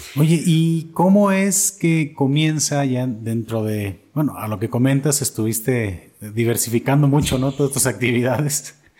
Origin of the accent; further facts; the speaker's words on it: Atotonilco el Alto, Jalisco, Mexico; Yo soy de Totonilco también